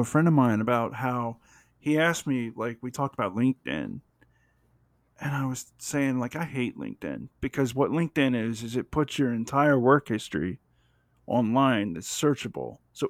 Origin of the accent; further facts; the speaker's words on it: the South, United States; But so, I'm from the South. You're from the South. We're both white.